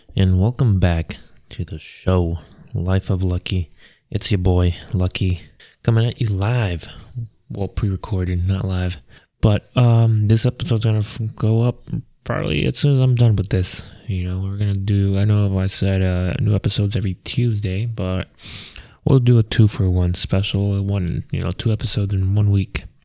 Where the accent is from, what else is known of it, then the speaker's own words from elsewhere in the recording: Maryland, United States; we moved down to Maryland. And like I said, that's where I grew up